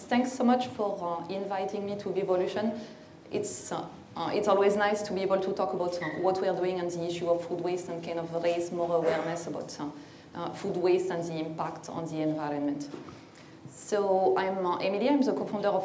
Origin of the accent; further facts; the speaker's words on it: northern France, France; English is a second language; now in United Kingdom; I'm not originally from the UK, I'm from Northern France.